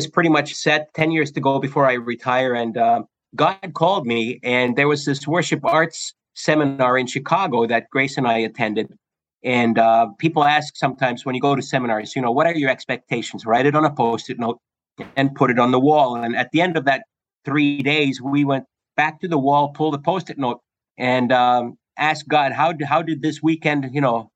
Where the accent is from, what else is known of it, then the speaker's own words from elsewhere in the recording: Canada; moved away as an adult; also born or lived in Finland; now in Battle Creek, United States; in 1974, my parents and brothers, our family, moved to Canada, and I grew up in Canada